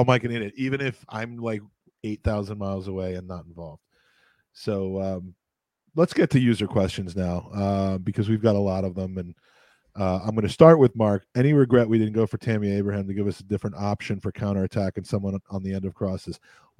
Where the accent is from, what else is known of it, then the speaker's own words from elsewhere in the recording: Ireland; I'm an Irish guy.